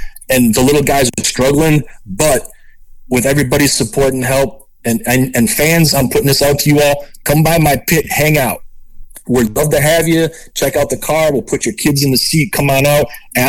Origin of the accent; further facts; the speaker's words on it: Racine, Wisconsin, United States; I grew up in Racine, Wisconsin, which is 10 minutes away from Great Lakes Dragway.